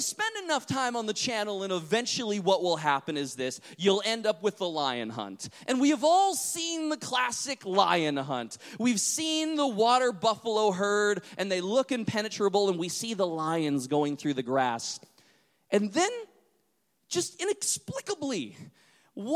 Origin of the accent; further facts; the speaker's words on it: North Dakota, United States; I grew up in North Dakota, close to the Canadian border